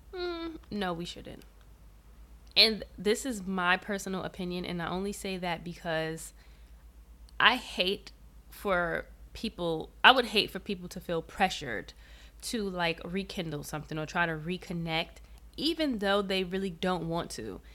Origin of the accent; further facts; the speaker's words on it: New York City, New York, United States; moved away as an adult; also born or lived in Georgia; I was born and raised in New York City